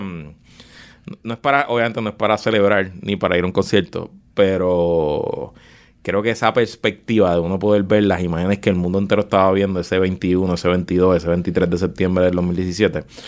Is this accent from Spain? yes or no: no; Puerto Rico; a mí como puertorriqueño